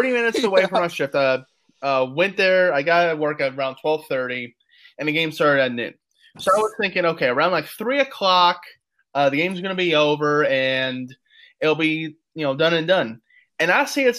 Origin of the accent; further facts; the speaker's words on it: Louisville, Kentucky, United States; we're from Louisville